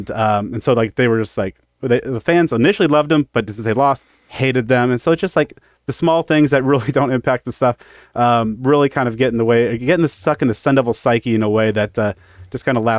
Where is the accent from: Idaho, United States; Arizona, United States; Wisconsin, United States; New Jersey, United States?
Arizona, United States; Phoenix; I cover Arizona State football for 3TV and CBS5 in Phoenix. Lifelong Phoenix resident.